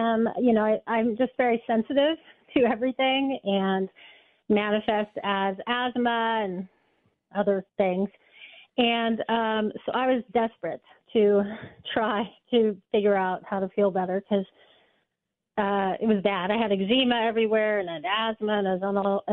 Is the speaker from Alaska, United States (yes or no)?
no; Oklahoma City, Oklahoma, United States; I'm from Oklahoma City